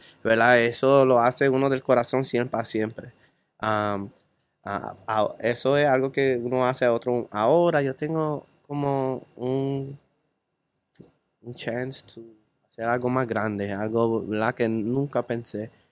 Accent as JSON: {"language": "Spanish", "town": "Chicago", "region": "Illinois", "country": "United States", "moved": "as an adult", "lives_now": "Puerto Rico", "said": "yo vengo de la pobreza, yo vengo de Chicago"}